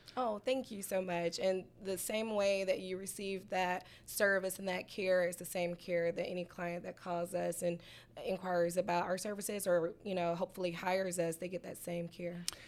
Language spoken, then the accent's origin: English; Atlanta, Georgia, United States; also born or lived in Oklahoma City; my hometown, Southwest Atlanta